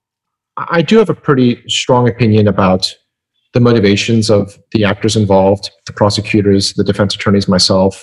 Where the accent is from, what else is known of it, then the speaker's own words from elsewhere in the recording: Midwest, United States; I grew up in the Midwest